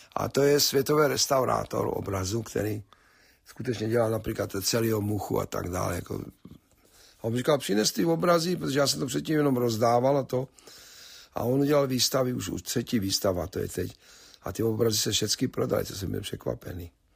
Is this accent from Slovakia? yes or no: yes; Slovakia; moved away as an adult; now in United States; původně jako, že jsem Slovák